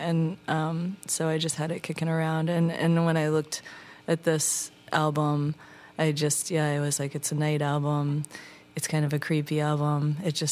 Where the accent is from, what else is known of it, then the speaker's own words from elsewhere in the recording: Midwest, United States; also born or lived in Seattle; now in California, United States; I grew up in the Midwest